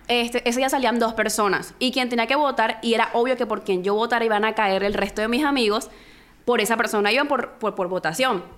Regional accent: Barranquilla, Atlántico, Colombia; somos de Barranquilla

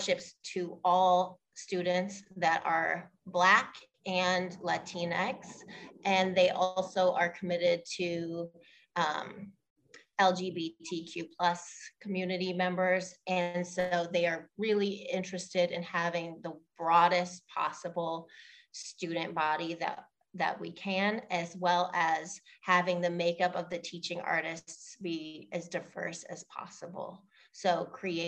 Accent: Pittsburgh, Pennsylvania, United States; moved away as an adult; also born or lived in Africa / London / Portugal; I grew up in Pittsburgh

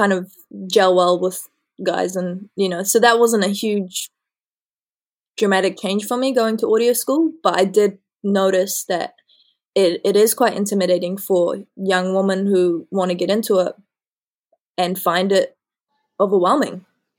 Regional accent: New Zealand; I consider myself as equally Kiwi, well, New Zealander and Iranian.

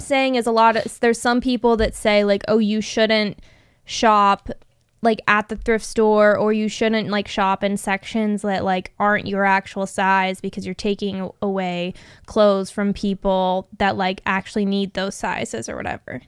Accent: Phoenix, Arizona, United States; I grew up in Phoenix.

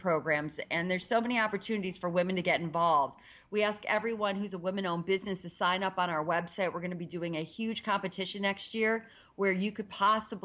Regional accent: Ohio, United States; I'm from Ohio

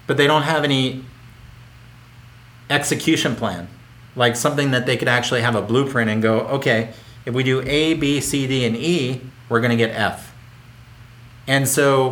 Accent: Philadelphia, Pennsylvania, United States; I grew up in Philadelphia

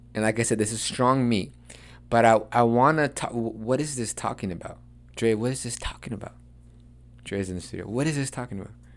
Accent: United States; accent: Chicano; English is a second language

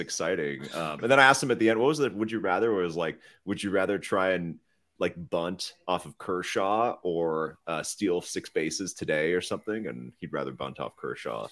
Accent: Canada; we're Canadian

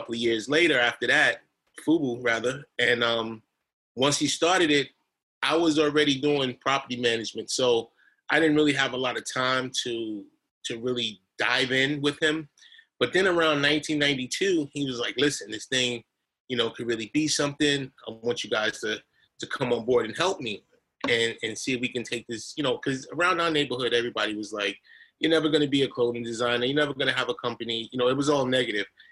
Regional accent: New York City, New York, United States; me growing up in Hollis, Queens, and Queens Village, where I grew up

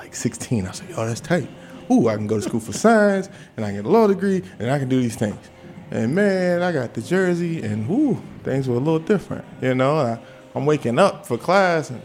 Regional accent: Washington, District of Columbia, United States; I'm like, Southwest.

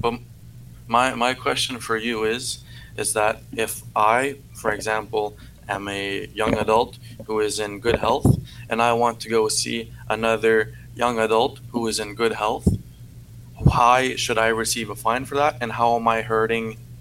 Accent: Canada; accent: francophone; first language French; English is a second language; I'm a francophone

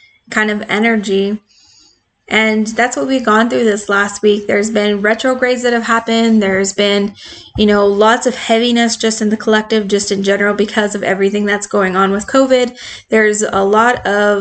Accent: Arizona, United States; I'm from Arizona

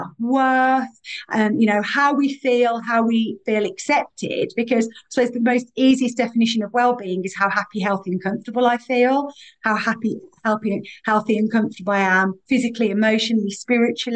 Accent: Birmingham, West Midlands, United Kingdom; accent: Birmingham; I am really proud to be from Birmingham

